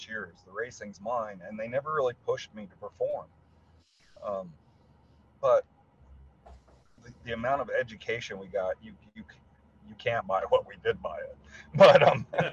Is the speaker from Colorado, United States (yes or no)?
yes; Colorado, United States; I'm from Colorado